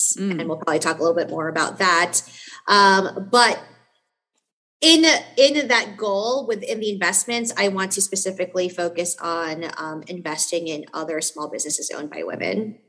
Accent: New York City, New York, United States; I'm from New York City

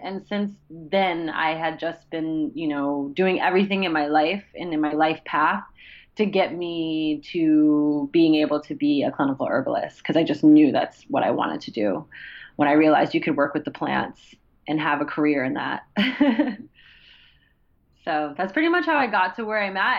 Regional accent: Columbia, Maryland, United States; also born or lived in Washington, D.C.; I grew up in Columbia, Maryland, okay. and spent most of my time in DC and Columbia.

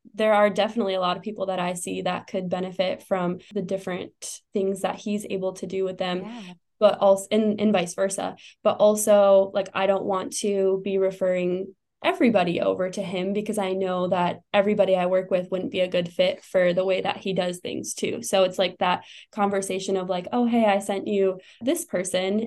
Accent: Wisconsin, United States; moved away as an adult; also born or lived in St. Louis, Missouri; now in Arizona, United States; I grew up in Wisconsin and moved to St. Louis, uh, lived there for about five years

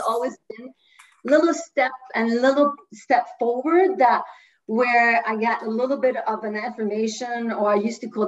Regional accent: France; first language French; English is a second language; moved away as an adult; now in United States; in my 20s, I decided to move from France to the US

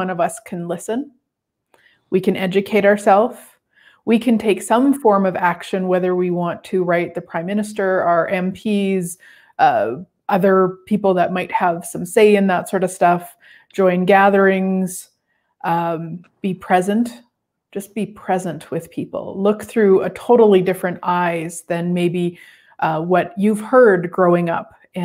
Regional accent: Turtleford, Saskatchewan, Canada; I grew up in Turtleford, Saskatchewan

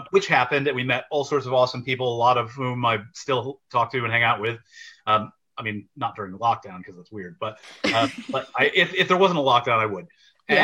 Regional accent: Syracuse, New York, United States; moved away as an adult; now in London, United Kingdom; I'm originally from Syracuse, New York, and I moved to the UK in 2013.

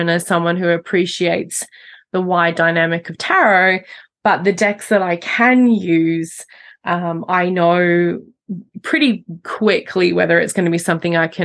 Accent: Australia; growing up in Australia

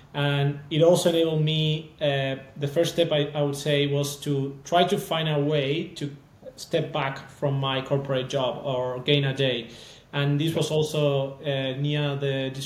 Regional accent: Argentina; moved away; So I'm also from Argentina

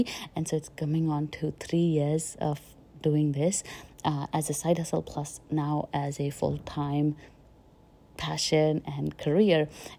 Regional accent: India; also born or lived in Chandigarh / Delhi / Jaipur / Pune; I was born and brought up in India. I moved a lot in India. I was born in Chandigarh, then I lived in Delhi, I lived in Jaipur, I lived in Pune, I lived in Bhopal

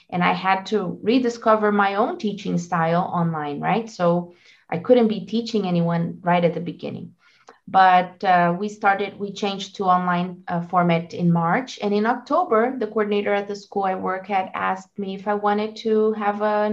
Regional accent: Brazil; English is a second language; also born or lived in United States; I'm from Brazil

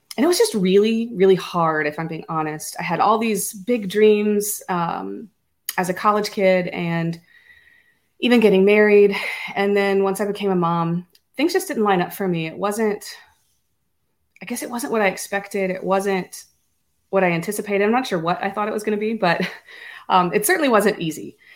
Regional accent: Louisiana, United States; also born or lived in Florida / Ohio; I was born and raised in Louisiana, stayed here most of my life

